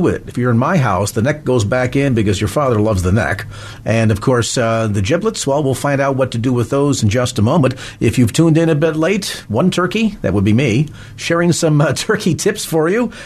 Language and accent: English; South San Francisco, California, United States; the city of my hometown, South San Francisco